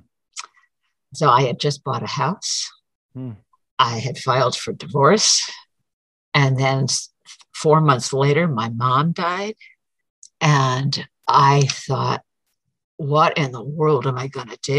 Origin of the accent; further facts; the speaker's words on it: Syracuse, New York, United States; moved away; also born or lived in Prescott area, Arizona; I'm originally from Syracuse